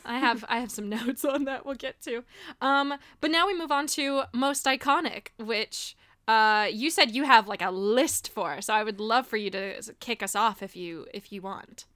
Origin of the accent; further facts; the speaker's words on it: Miami, Florida, United States; Growing up in Miami, I was like the awkward white kid